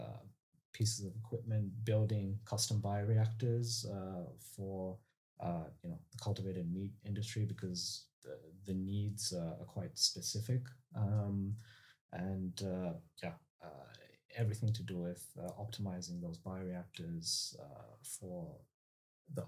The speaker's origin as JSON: {"language": "English", "town": "Melbourne", "region": "Victoria", "country": "Australia", "tie": "born or raised there", "also_born_or_lived": "United States", "moved": "as an adult", "said": "I grew up in Melbourne, so in the southeast suburbs. Since I was one, I've lived there."}